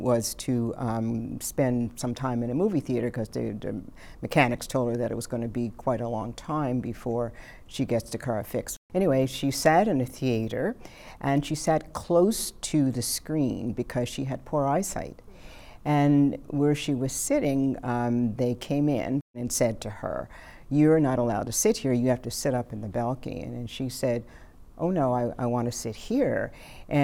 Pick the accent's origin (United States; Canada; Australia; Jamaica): Canada; Cape Breton, Nova Scotia; Cape Breton, where I was born and raised